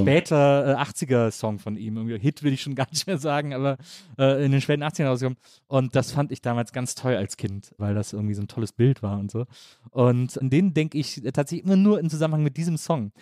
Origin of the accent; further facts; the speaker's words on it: Wesseling, North Rhine-Westphalia, Germany; moved away; Ich komme aus Wesseling zwischen Köln und Bonn, aus einer Kleinstadt